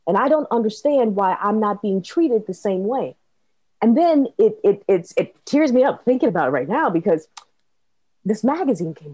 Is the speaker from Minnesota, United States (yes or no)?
yes; Minnesota, United States; I grew up in Minnesota